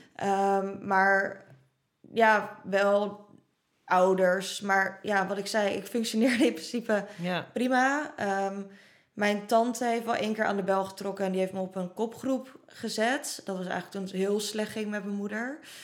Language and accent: Dutch; Roelofarendsveen, South Holland, Netherlands; toen we in Rollevarensveen woonden